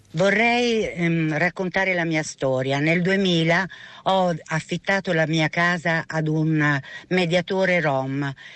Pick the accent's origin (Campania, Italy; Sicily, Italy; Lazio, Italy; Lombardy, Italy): Lazio, Italy; Rome; io sono nata nell'81 e eh, sono nata a Piazzale delle Gardenie